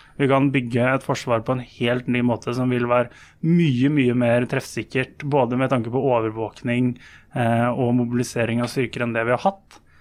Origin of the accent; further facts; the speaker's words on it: Lillehammer, Innlandet, Norway; Jeg er jo sjøl fra Lillehammer.